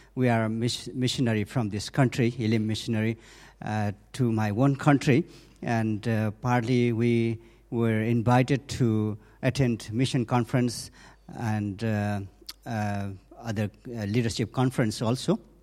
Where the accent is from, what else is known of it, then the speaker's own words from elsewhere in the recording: northern Nepal, Nepal; I was born and raised up um, in a mountain village in the northern part of Nepal